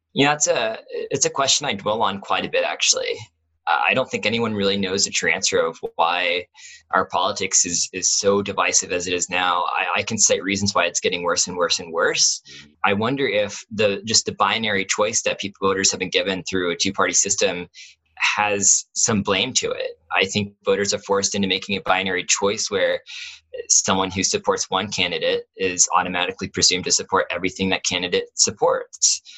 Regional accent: Columbus, Ohio, United States; I grew up in Columbus

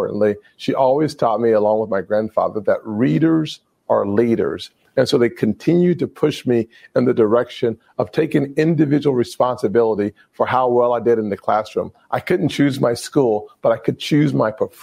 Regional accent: South Carolina, United States; my home state of South Carolina

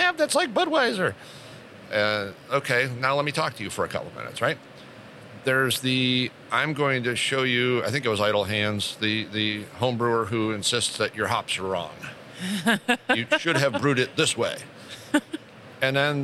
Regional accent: Rochester, New York, United States; I grew up in the Rochester, New York area

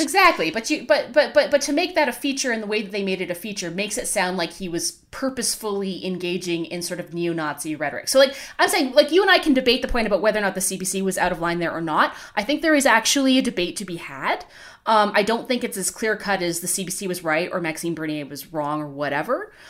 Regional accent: Canada; as a Canadian

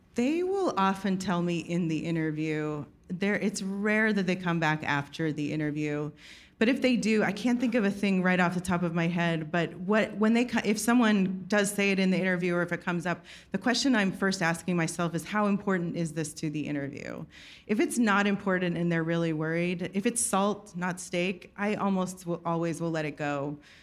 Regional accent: Texas, United States; moved away; also born or lived in New York; I'm from Texas

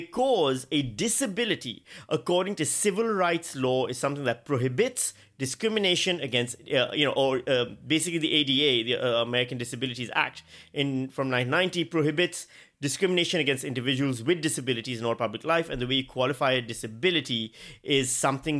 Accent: Karachi, Sindh, Pakistan; moved away; I grew up in Pakistan.

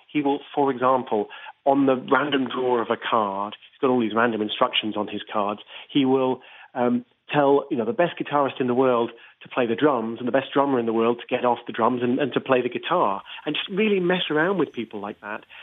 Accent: United Kingdom; I'm British myself

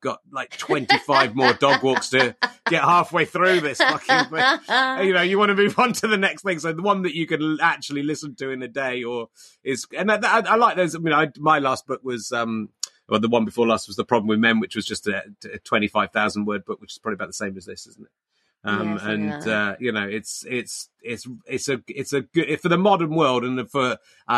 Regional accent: Cheddar, South West England, United Kingdom; now in Hertfordshire, United Kingdom; I grew up in Cheddar. I moved to Cheddar when I was eight

